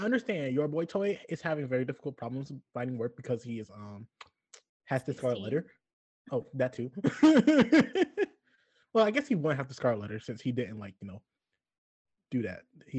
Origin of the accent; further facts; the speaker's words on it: the South, United States; I understand I'm from the South, and they are in Pennsylvania. It could be a cultural difference.